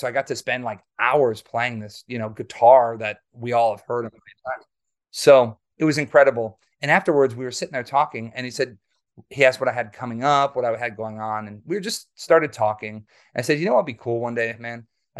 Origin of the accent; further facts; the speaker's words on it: Waukesha, Wisconsin, United States; So I grew up in Wisconsin. Near Milwaukee. I actually was born in Waukesha.